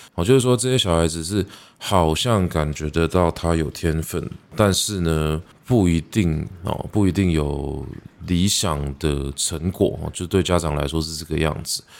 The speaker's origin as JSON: {"language": "Chinese", "region": "Taipei", "country": "Taiwan", "tie": "born or raised there", "moved": "yes", "said": "我是一个在台北长大的小孩。 我虽然相对真正在， 呃，市中心长大的小孩子来说是没有这么忠心的"}